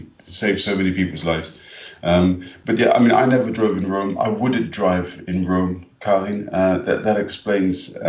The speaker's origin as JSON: {"language": "English", "region": "London", "country": "United Kingdom", "tie": "born or raised there", "said": "grown up in London, I was born in London"}